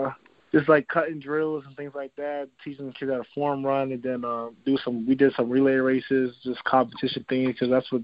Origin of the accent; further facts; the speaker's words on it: Wilkes-Barre, Pennsylvania, United States; Growing up, when I'm, like, in Wilkes-Barre